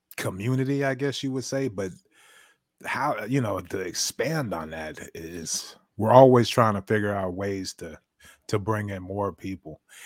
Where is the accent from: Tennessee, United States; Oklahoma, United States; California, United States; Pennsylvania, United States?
California, United States; Bay Area; now in Texas, United States; I'm from the Bay Area.